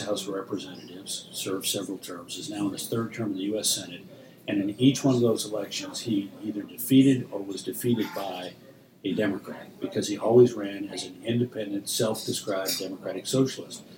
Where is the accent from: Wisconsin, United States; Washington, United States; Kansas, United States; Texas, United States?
Texas, United States; I come from Texas, which is a deep red state